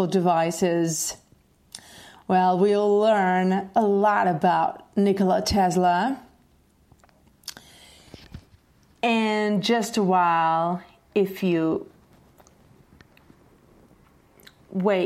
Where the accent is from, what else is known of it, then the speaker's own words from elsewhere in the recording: Portugal; I'm Portuguese